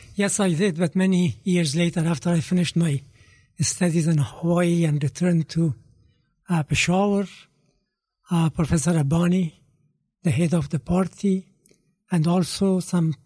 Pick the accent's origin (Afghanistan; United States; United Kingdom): Afghanistan; Kabul; moved away; Growing up in Kabul, in 1960s and 70s